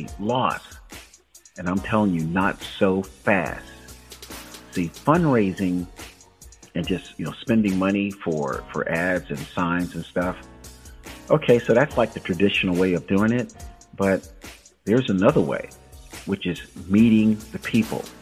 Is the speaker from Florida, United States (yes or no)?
yes; Tampa Bay area, Florida, United States; I'm born and raised in Tampa, St. Pete, Clearwater, Bradenton, Sarasota